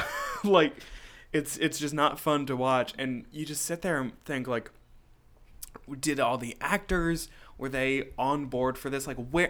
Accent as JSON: {"language": "English", "town": "Poughkeepsie", "region": "New York", "country": "United States", "tie": "born there", "said": "I was born in Poughkeepsie."}